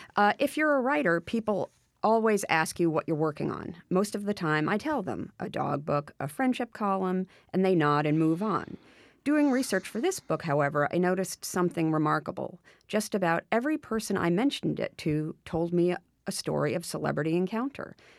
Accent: Westchester, New York, United States; when I was a kid, I grew up in Westchester

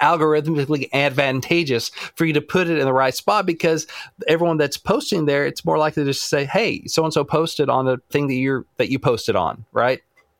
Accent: United States

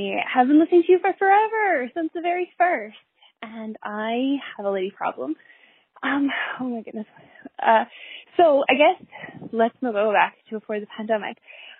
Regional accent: Canada; also born or lived in Chilean Patagonia; I'm from Canada, so I had to come back to Canada.

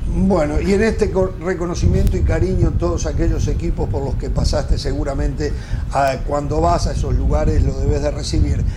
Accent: Uruguay; yo como uruguayo

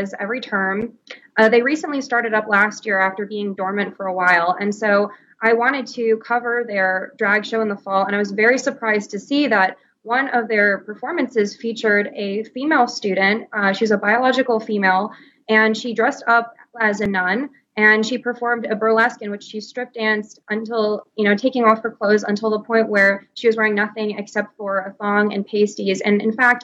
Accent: Connecticut, United States; moved away as an adult; I'm from Connecticut, so I grew up around people that I fundamentally disagreed with on political issues

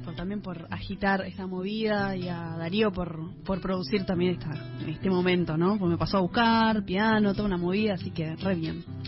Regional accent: Misiones, Argentina; misiones de donde soy yo, con músicas que tienen que ver con mi zona, con mi, con mi región

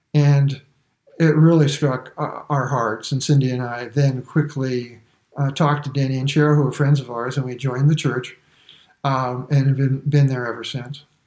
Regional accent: New York City, New York, United States; I was born in Brooklyn and I never saw the inside of a church or a synagogue for that matter until I was in my 20s.

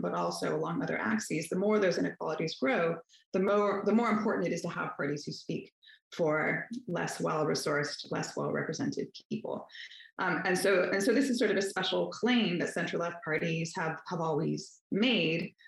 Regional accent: Northern Virginia, United States; I grew up in Northern Virginia

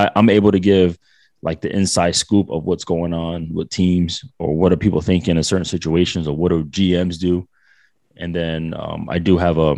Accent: Providence, Rhode Island, United States; moved away as an adult; now in Orange County, United States; I'm from Providence, but I live in Cali.

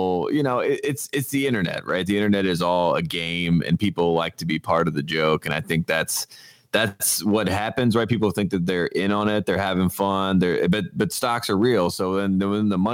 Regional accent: North Carolina, United States; now in Los Angeles, United States; I'm from North Carolina

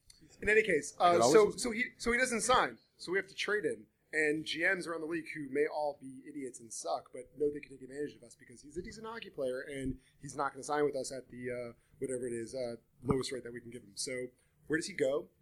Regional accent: Englewood, New Jersey, United States

